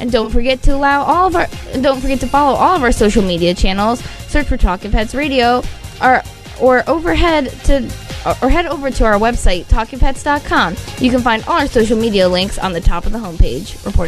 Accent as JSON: {"language": "English", "town": "Hudson", "region": "Florida", "country": "United States", "tie": "born or raised there"}